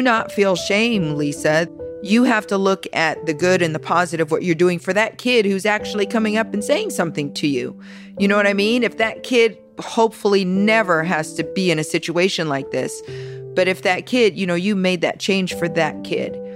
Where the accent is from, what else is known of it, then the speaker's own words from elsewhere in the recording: Las Vegas, Nevada, United States; born and raised in Las Vegas. Been here ever since.